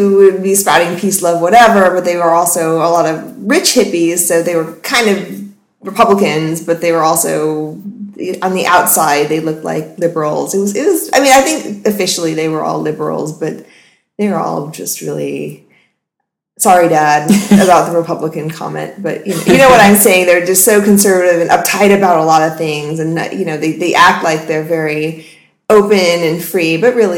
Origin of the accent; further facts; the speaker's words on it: Marin County, California, United States; also born or lived in Texas / San Francisco; Marin County was where I was sort of forced to grow up